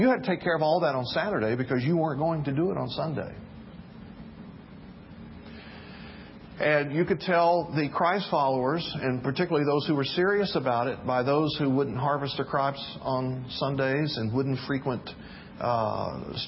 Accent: the South, United States; When I was a really little kid, I was growing up in the South

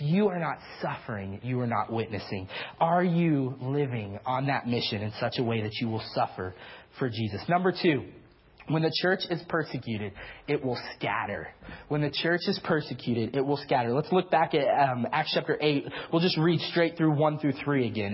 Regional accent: the South, United States; I'm from the South, so I have a tendency towards the Big 12

